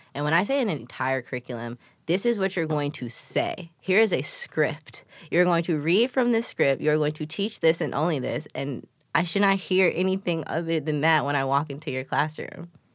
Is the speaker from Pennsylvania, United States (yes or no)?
no; Chicago, Illinois, United States; I'm from the east side